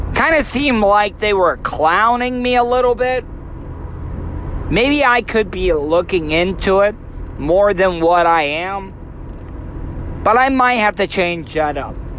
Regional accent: DeLeon Springs, Florida, United States; I grew up in a really small town, DeLeon Springs, Florida.

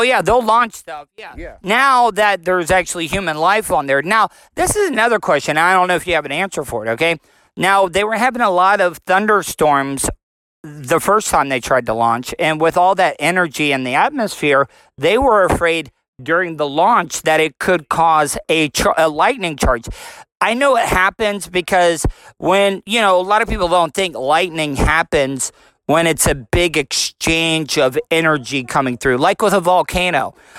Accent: Florida, United States; I'm from Florida.

